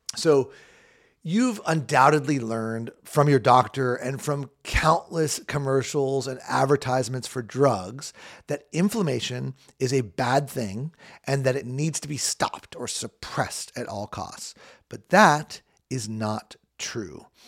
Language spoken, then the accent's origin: English; Southern California, United States; I grew up in Southern California